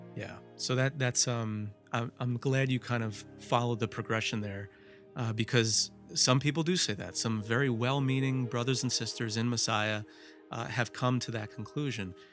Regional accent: New Jersey, United States; I was, I was born and raised in Jersey

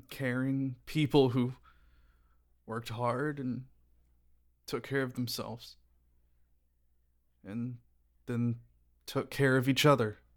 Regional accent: Texas, United States; like still in the same house where I grew up in in Texas

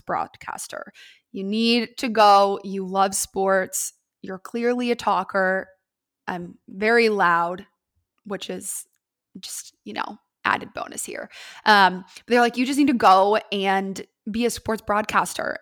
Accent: Columbus, Ohio, United States; I am was born and raised in Columbus, Ohio.

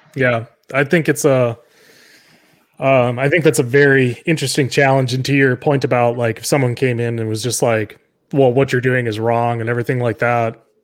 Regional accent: South Dakota, United States; I'm from South Dakota

